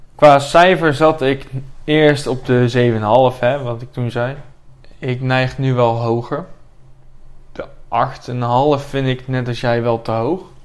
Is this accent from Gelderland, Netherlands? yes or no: yes; Buren, Gelderland, Netherlands; ik kom dan uit Buren